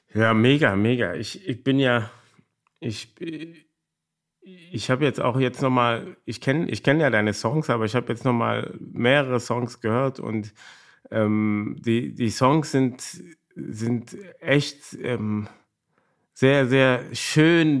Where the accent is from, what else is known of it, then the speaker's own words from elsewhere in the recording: Cologne, North Rhine-Westphalia, Germany; ich bin in Korweiler groß geworden